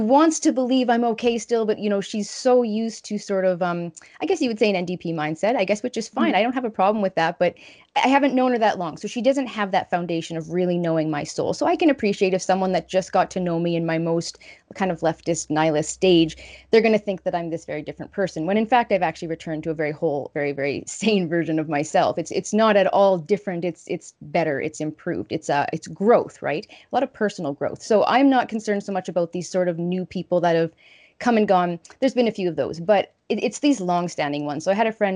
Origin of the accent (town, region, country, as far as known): Saskatchewan, Canada